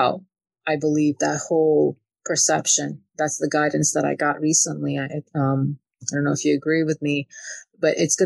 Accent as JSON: {"language": "English", "region": "Kyiv", "country": "Ukraine", "tie": "born or raised there", "moved": "yes", "said": "I grew up in a very controlling environment. I'm from Ukraine. I'm from Kiev"}